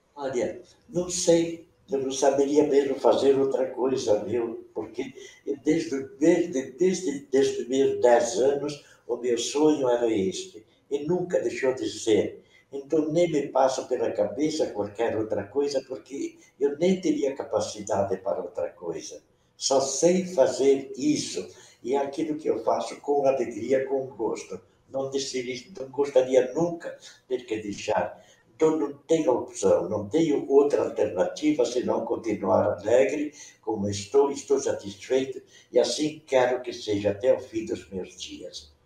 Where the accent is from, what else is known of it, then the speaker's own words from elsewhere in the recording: Curitiba, Paraná, Brazil; first language Venetian; Portuguese is a second language; now in Umuarama, Brazil; eu nasci em Santa Felicidade, ali pertinho de onde você está. Mas com 25 dias, meu pai se mudou lá para o Moçungue, ali perto do Parque do Barigui, onde eu me criei até os 10 anos.